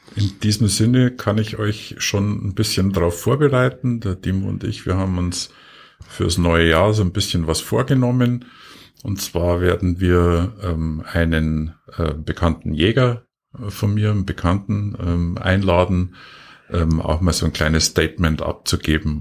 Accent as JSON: {"language": "German", "region": "Bavaria", "country": "Germany", "said": "bei uns in Bayern"}